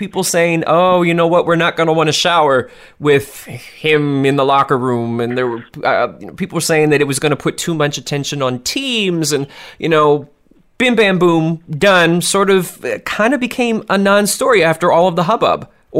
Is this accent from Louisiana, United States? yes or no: no; Philadelphia, Pennsylvania, United States; It is my hometown girl, Monet Davis, from Philadelphia's Taney Dragons